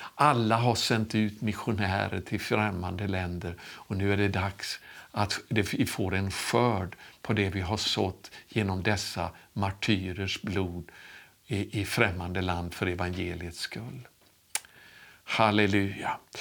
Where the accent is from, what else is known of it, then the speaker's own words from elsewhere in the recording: Sweden; moved away; also born or lived in St. Louis, Missouri, United States; jag skulle återvända till Sverige